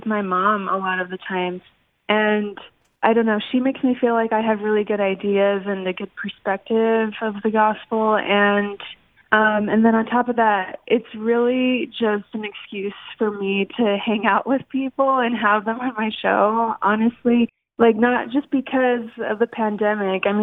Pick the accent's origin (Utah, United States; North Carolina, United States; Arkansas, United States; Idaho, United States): Utah, United States; Orem; I'm from Utah. Orem, Utah, and I was born into the church